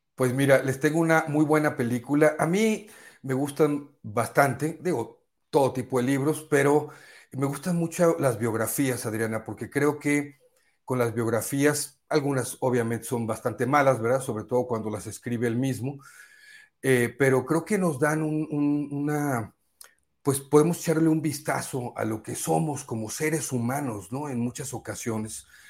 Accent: Poza Rica, Veracruz, Mexico; moved away; fui a mi tierra, allá a Poza Rica, Veracruz

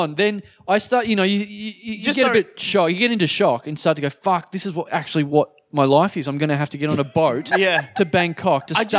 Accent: Maryborough, Queensland, Australia; moved away; Maryborough, to my hometown

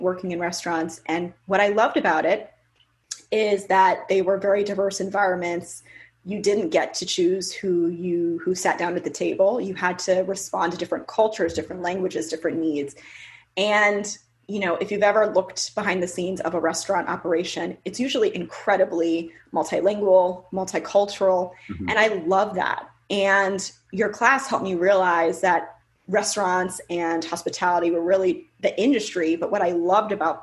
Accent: Sugar Land, Texas, United States; daughter of two Jamaican immigrants growing up in Houston, Texas

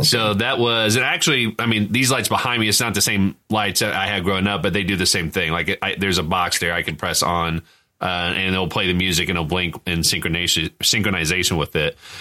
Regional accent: Indiana, United States; we're all from Indiana

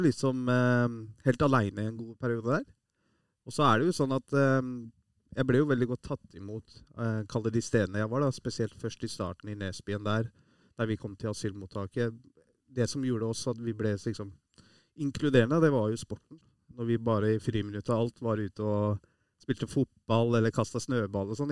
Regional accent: Iran; now in Norway; vi som er fra Iran

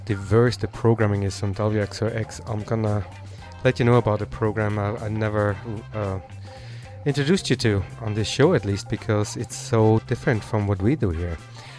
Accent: Vienna, Austria; moved away; I grew up in the Opera House in Vienna.

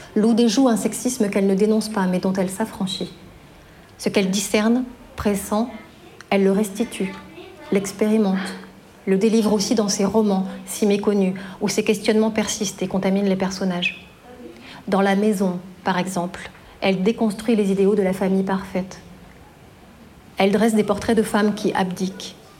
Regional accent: Belfort, Bourgogne-Franche-Comté, France; la banlieue de Belfort, ma ville natale

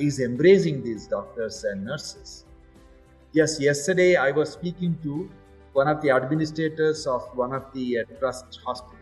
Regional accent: India

